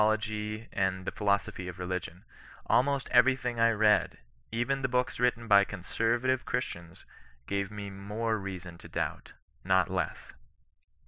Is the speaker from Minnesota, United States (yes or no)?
yes; Cambridge, Minnesota, United States; I grew up in Cambridge, Minnesota, a town of 5,000 people